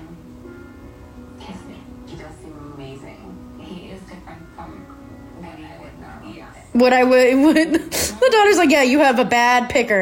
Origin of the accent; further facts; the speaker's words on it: Chicagoland suburb, Illinois, United States; we're from a Chicagoland suburb.